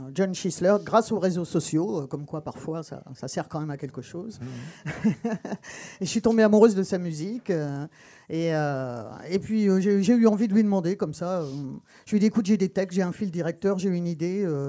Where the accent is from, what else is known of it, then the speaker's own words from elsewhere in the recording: Texas, United States; moved away; j'ai été élevé au Texas